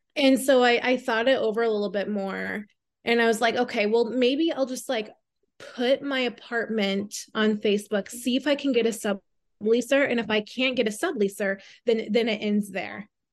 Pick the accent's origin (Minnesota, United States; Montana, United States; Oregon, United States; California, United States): Minnesota, United States; Southwest; now in New York, United States; I'm originally from Minnesota. Um, I was born and raised there. Um, Southwest Minnesota, so a very small town right around two hundred people